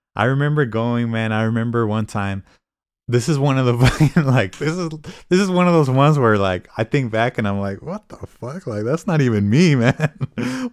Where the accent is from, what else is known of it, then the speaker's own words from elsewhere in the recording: Fresno, California, United States; I'm from Fresno too